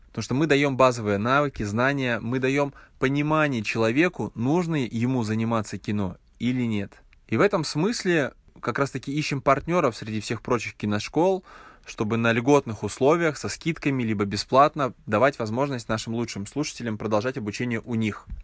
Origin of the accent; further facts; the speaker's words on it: Yoshkar-Ola, Mari El, Russia; сам я родом из Ишкаралы, и в Ишкарале нет никакой индустрии